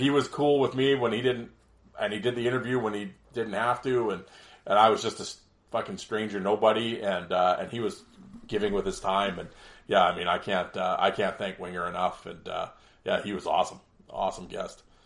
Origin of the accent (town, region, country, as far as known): Canada